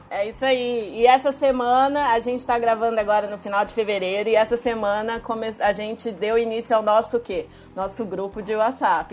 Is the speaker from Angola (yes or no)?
no; Curitiba, Paraná, Brazil; eu sou de Curitiba